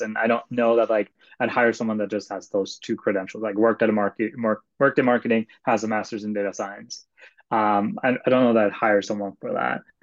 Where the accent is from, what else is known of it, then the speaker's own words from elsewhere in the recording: Sweden; moved away; I am originally from Sweden, and so in Sweden you pick a high school major, and mm. my high school major was actually math and computer science